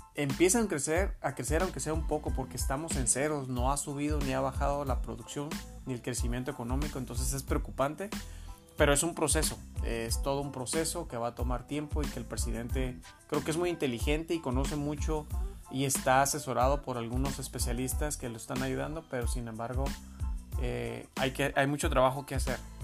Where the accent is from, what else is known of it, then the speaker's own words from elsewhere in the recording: Mexico; como mexicanos